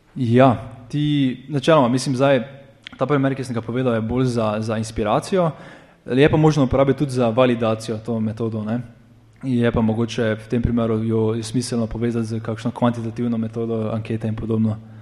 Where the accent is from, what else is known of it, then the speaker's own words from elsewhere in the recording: Maribor, Slovenia; iz Maribora